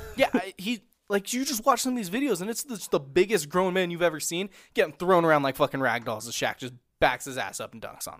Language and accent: English; Southern California, United States; growing up in Southern California